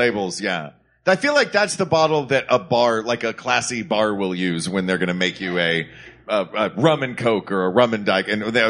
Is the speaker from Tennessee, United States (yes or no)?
yes; Knoxville, Tennessee, United States; And that is also from my hometown of Knoxville, Tennessee.